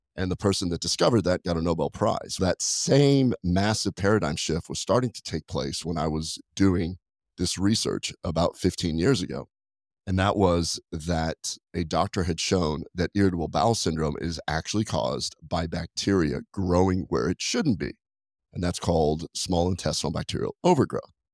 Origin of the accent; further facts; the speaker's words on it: Nebraska, United States; moved away; I was raised in Nebraska